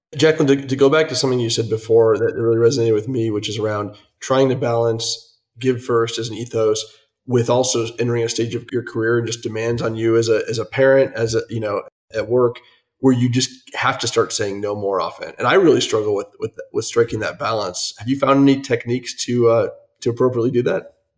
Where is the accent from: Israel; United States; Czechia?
United States; Des Moines, Iowa; also born or lived in Chicago; now in Colorado, United States; I'm from Des Moines, Iowa